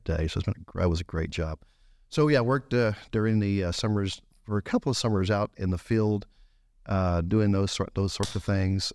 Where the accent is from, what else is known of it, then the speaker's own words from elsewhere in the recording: Gonzales, Texas, United States; also born or lived in Belmont, Texas; I grew up here in Gonzales my en-, you know, or in Gonzales my entire life